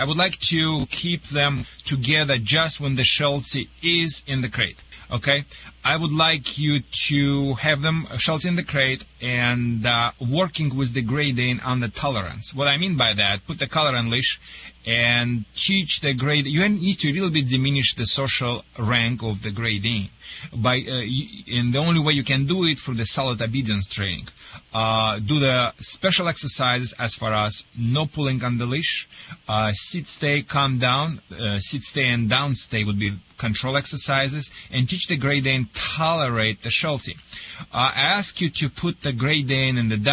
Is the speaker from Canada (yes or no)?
no; Russia; English is a second language; moved away as an adult; now in Michigan, United States; I am originally from the Soviet Union, not from Kazakhstan